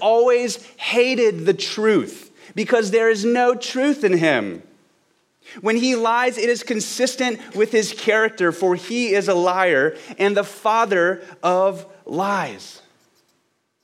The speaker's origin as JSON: {"language": "English", "town": "Baton Rouge", "region": "Louisiana", "country": "United States", "tie": "born or raised there", "also_born_or_lived": "Los Angeles", "moved": "as an adult", "lives_now": "Austin, United States", "said": "I'm from Baton Rouge, Louisiana, and as much as I love my hometown"}